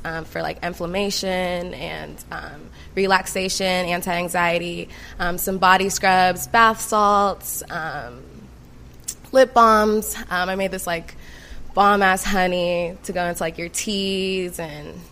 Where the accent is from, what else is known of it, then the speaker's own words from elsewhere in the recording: California, United States; moved away as an adult; also born or lived in Los Angeles, California; now in Atlanta, United States; I went to Spelman out here, but I'm originally from Cali